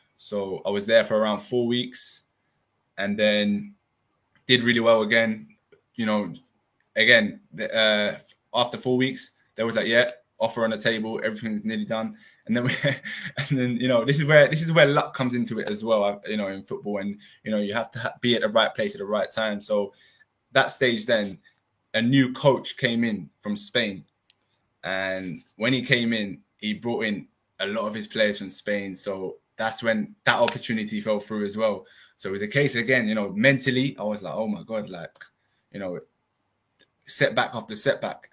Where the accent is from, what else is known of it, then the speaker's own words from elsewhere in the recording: London, United Kingdom; moved away as an adult; Originally my parents are from Iran, but yeah. obviously I've been brought up in the in the UK